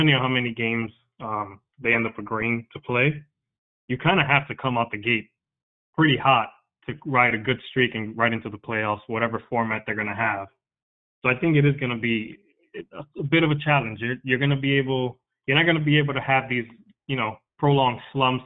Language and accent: English; New York, United States; my parents are Dominican. I'm Dominican, but I was born in New York